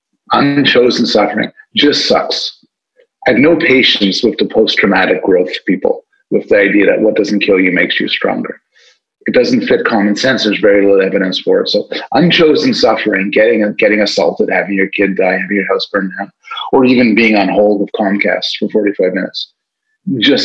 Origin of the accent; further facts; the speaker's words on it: Montreal, Quebec, Canada; moved away as an adult; now in Toronto, Canada; I'm from Montreal. I was an undergraduate at McGill